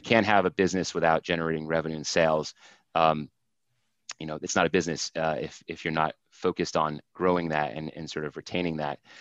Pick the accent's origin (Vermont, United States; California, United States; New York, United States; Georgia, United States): Vermont, United States; I grew up in Vermont, and so worked in a bunch of places.